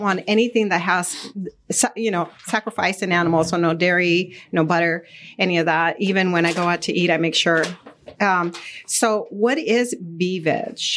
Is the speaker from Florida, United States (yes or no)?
no; Arizona, United States; I grew up in Arizona